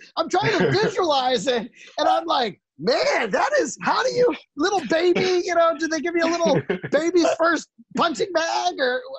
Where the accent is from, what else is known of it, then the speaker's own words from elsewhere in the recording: Dallas, Texas, United States; moved away; Dallas is where I actually grew up. I grew up in the Dallas area. I went to high school in Plano.